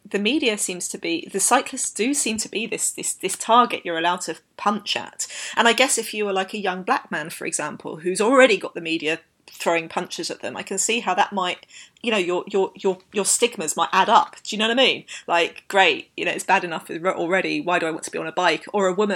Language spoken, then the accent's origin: English; London, United Kingdom; I grew up in London